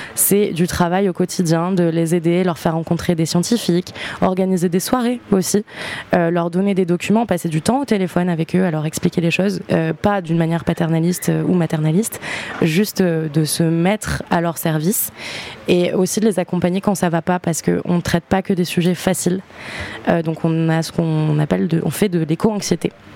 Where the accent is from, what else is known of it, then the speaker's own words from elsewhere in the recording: New Caledonia; moved away; also born or lived in Montauban, France; j'ai grandi en Nouvelle-Calédonie